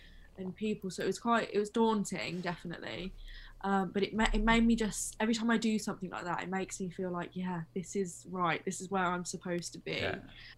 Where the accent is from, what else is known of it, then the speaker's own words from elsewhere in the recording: West Midlands, United Kingdom; also born or lived in London; where I'm actually from, they're kind of like, obviously Birmingham has a really strong accent, but I'm more I'm north, I think, and just the West Midlands kind of has like so many accents. Mine is like a muddle of that, and then living in London for a bit